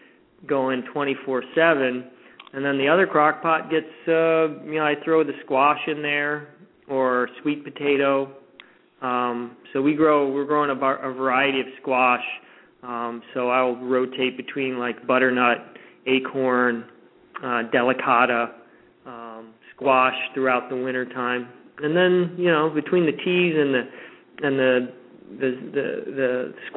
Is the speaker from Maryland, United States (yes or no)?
no; Florida, United States; moved away; I grew up in Florida